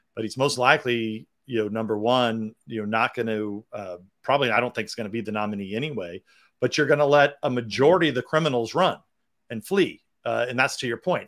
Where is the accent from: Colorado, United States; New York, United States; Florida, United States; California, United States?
California, United States; my home state of California